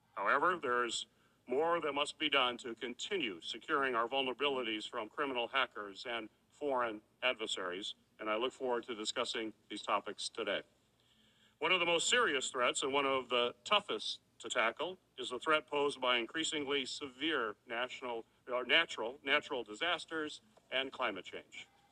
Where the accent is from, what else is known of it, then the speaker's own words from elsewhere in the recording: Michigan, United States; my home state of Michigan